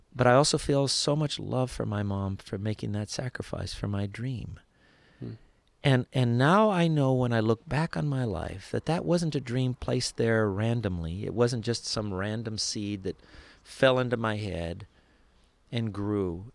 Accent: Los Angeles, California, United States; I was born in East Los Angeles

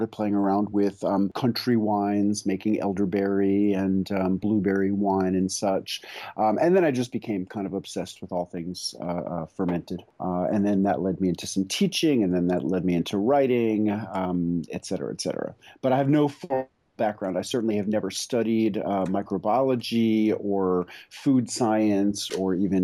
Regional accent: New York City, New York, United States; moved away as an adult; now in Tennessee, United States; I grew up in New York City

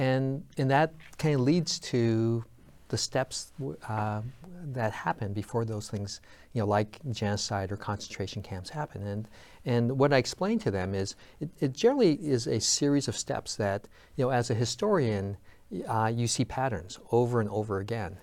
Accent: United States; I'm a third generation American. You know, my grandparents came here over a hundred ten years ago

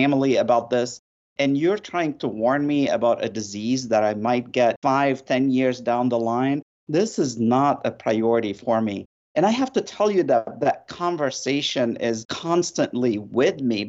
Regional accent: Lebanon; moved away; I grew up in Lebanon in the midst of a war

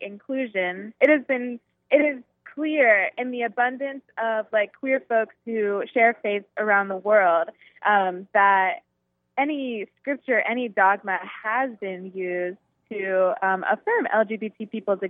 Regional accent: Virginia, United States; a denomination that I am super familiar with growing up in Virginia.

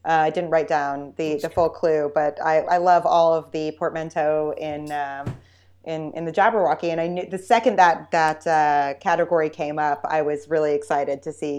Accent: Texas, United States; Growing up in Texas

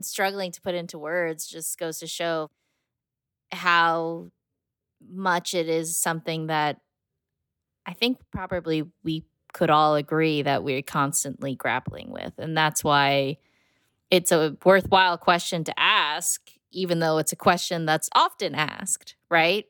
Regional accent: United States; I'm American

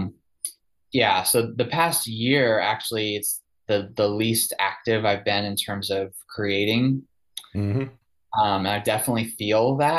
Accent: outside New York City, United States; moved away as an adult; also born or lived in Chicago / Cincinnati; now in Asheville, United States; I grew up outside New York City, then moved to Chicago, then Cincinnati

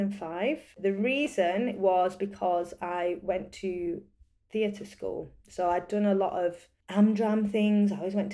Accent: Leeds, Yorkshire and the Humber, United Kingdom; I was born in Leeds. I grew up very much a city girl. I grew up in Armley, but then we moved to Wortley.

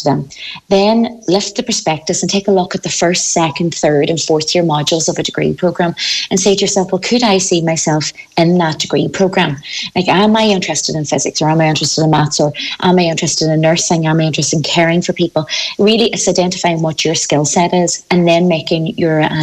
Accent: County Donegal, Ireland; You know from my own accent that I'm not from Galway. I'm originally from the Donegal

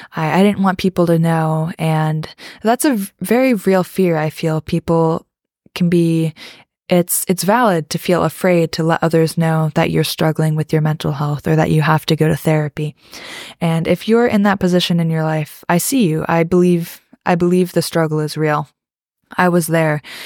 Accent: East Coast, United States; also born or lived in the South (US); I live in America on the East Coast, and I grew up mostly on the East Coast, but I did move to the South when I was in eighth grade

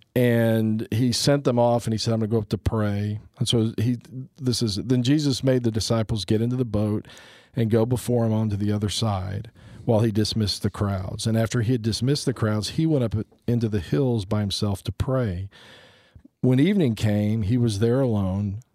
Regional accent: United States; as a Christian, as a Catholic, as an American

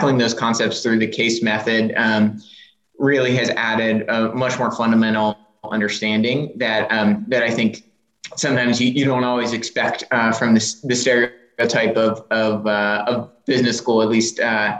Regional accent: Richmond, Virginia, United States; I'm from Richmond originally, and have actually never strayed too far.

